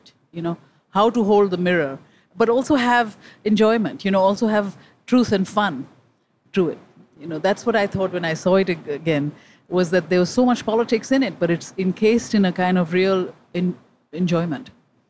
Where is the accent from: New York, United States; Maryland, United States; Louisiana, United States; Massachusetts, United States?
New York, United States; New York City; I'm a New Yorker, I was on the, you know, on the IRT, it used to be called then, the number one line.